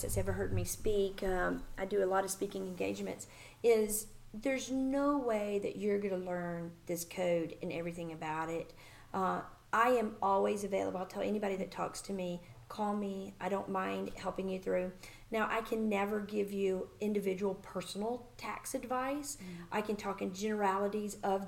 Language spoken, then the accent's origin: English; Birmingham, Alabama, United States; moved away as an adult; also born or lived in San Diego, California; now in Nashville, United States; I'm originally from Birmingham, Alabama